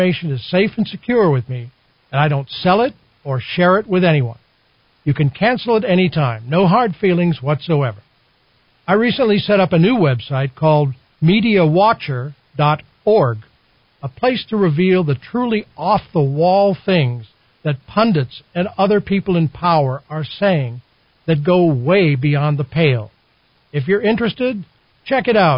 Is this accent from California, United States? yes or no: no; Wisconsin, United States; moved away as an adult; also born or lived in Washington, D.C.; now in New Mexico, United States; my home state of Wisconsin